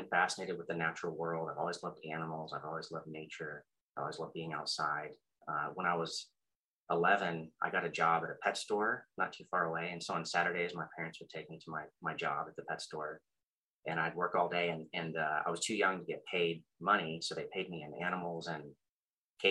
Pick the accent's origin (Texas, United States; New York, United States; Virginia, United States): Texas, United States; Austin; I'm from Austin, and only child